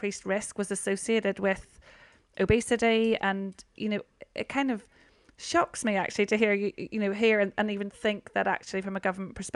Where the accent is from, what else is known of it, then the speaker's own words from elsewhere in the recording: Northern Ireland, United Kingdom; growing up in Northern Ireland